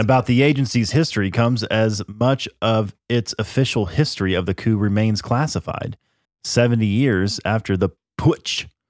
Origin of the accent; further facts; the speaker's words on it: United States; I'm an American